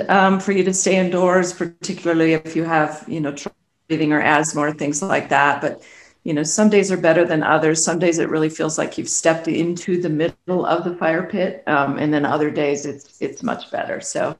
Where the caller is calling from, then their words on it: Colorado, United States; I'm located in Colorado. I'm just outside of Denver.